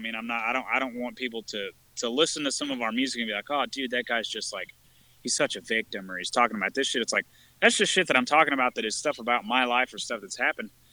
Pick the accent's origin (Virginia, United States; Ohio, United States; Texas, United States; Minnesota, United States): Texas, United States; I've lived in Texas pretty much my whole life